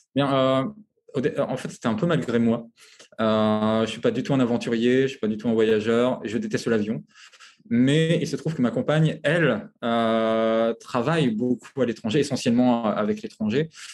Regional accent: France; moved away as an adult; also born or lived in Paris / Congo; now in Abu Dhabi, United Arab Emirates; je suis français

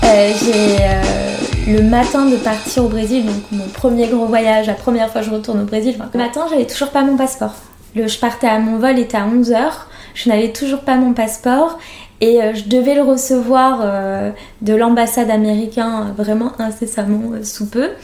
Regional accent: France; also born or lived in northeast Brazil; j'étais élevée par des Français

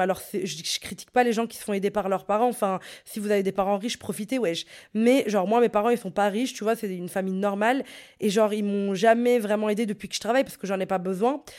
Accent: Brussels, Brussels-Capital Region, Belgium; j'étais de Bruxelles

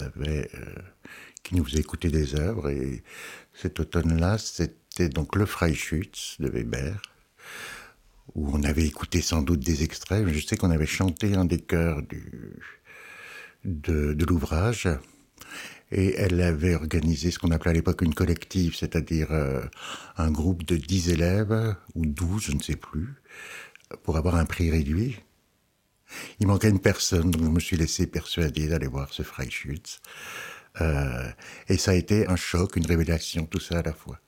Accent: Alsace, Grand Est, France; now in Lyon, France; Je suis alsacien.

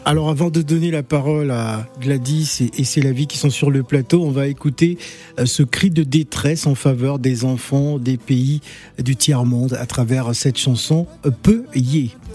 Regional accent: Cameroon; je suis Camerounais, je suis des Bolova

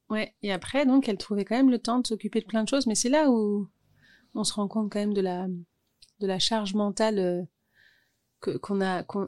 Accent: Orly, Île-de-France, France; also born or lived in Thiais; j'ai grandi à Orly

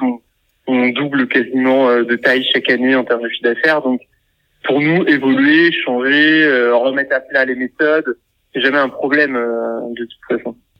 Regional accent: Orléans, Centre-Val de Loire, France; on est originaire d'Orléans

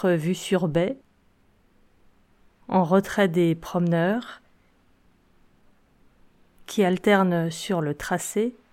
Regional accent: Brittany, France; je vous emmène chez moi, en Bretagne

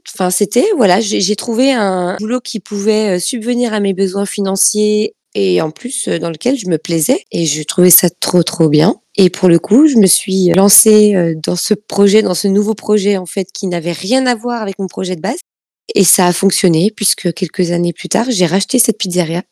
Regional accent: Italy; moved away; chez moi en Italie

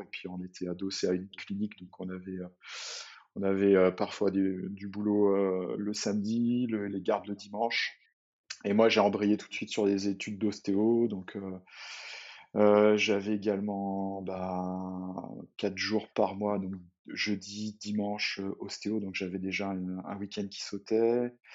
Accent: Saint-Brieuc, Brittany, France; je suis originaire de Bretagne, euh, une, petite ville qui s'appelle Saint-Brieuc

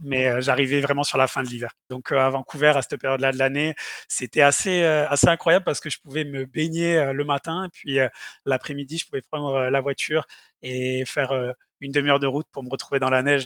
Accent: south of France, France; moved away as an adult; also born or lived in Montpellier / Sherbrooke, Canada; je quittais le, nid, le nid familial et le sud de la France.

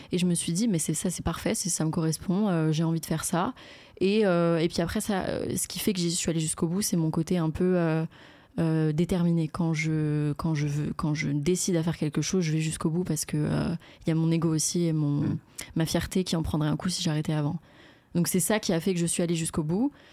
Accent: Courcouronnes, Île-de-France, France; moved away as an adult; je suis né à Courcouronne euh, dans le 91. Et j'ai grandi, euh, j'ai grandi là-bas pendant, enfin ouais, on va dire toute ma vie jusqu'à mes 18 ans.

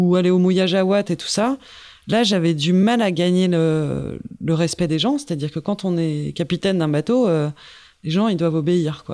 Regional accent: Paris, Île-de-France, France; je suis repartie chez moi à Paris

